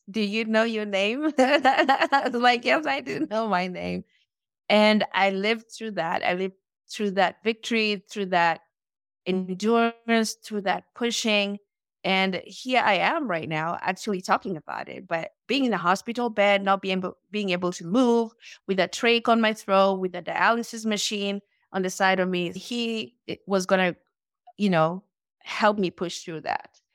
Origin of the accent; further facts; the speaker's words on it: Nairobi, Kenya; moved away as an adult; now in United States; I was born and raised in Nairobi, Kenya